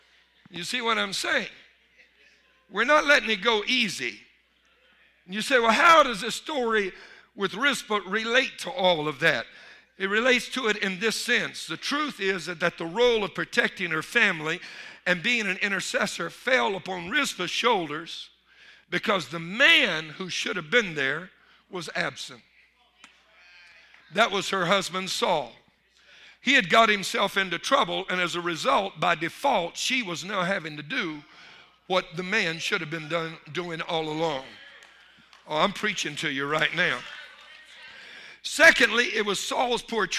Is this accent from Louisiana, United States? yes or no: yes; Louisiana, United States; I'm from Louisiana